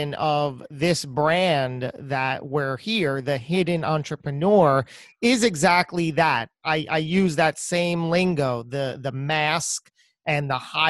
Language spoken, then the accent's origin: English; New Jersey, United States; my home state, the great Garden State of New Jersey